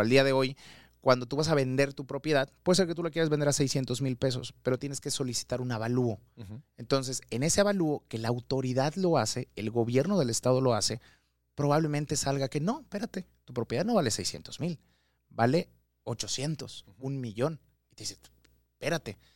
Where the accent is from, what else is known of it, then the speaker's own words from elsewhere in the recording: Mérida, Yucatán, Mexico; Yo soy de Mérida, Yucateco 100%